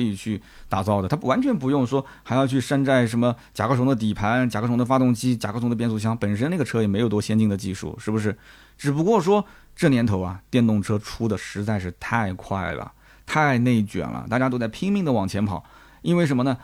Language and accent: Chinese; China; 我们中国人来讲